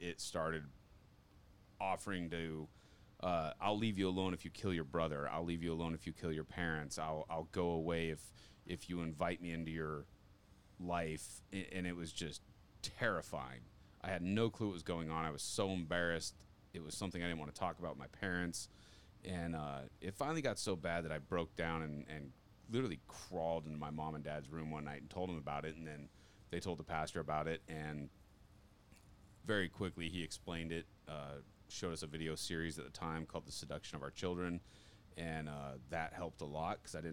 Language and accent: English; Condon, Montana, United States; also born or lived in Japan; I grew up in Condon, Montana